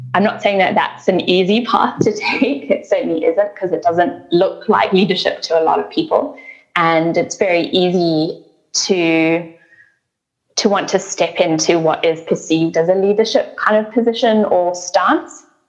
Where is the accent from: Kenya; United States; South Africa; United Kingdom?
South Africa; now in Australia; I was born in South Africa and um, I grew up uh, in the context of the changeover from apartheid to a democratic country.